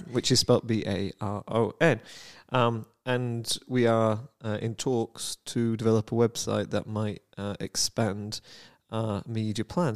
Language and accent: English; United Kingdom; I am a Brit